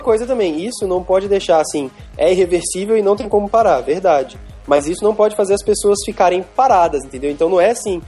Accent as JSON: {"language": "Portuguese", "country": "Brazil"}